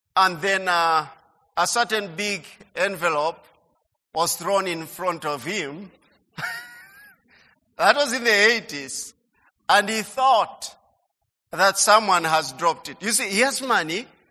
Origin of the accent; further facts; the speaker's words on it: Budalangi, Busia County, Kenya; our home in Budalangi